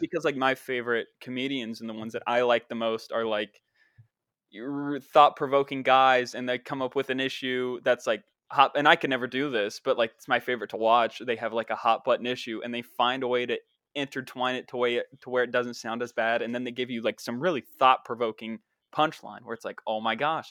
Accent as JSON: {"language": "English", "area": "the town in Dark Waters", "region": "West Virginia", "country": "United States", "tie": "born or raised there", "said": "That's my hometown"}